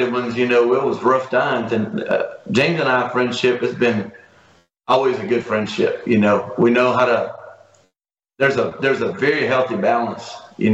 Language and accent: English; Brazil; moved away as an adult; also born or lived in Italy (ancestry); now in United States; I'm a Brazilian-born kid. You know, I was born in Brazil